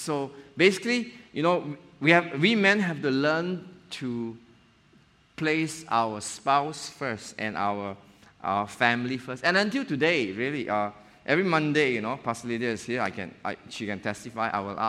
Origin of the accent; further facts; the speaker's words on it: Johor Bahru, Johor, Malaysia; now in Penang, Malaysia; I'm an outdoor person. I came from Johor Bahru. And Penang is like, wow, the hill is nearby, the sea is nearby, you know.